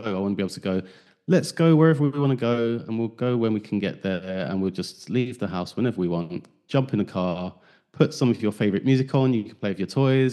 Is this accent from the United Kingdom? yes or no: yes; London, United Kingdom; moved away as an adult; I grew up in South, East, South East London